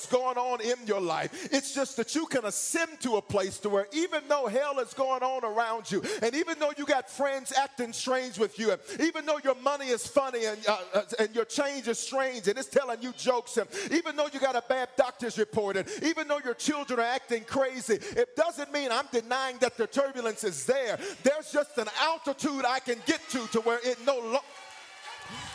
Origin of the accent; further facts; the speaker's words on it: the South, United States; I'm from the South, and in the South, we don't say, have your seat.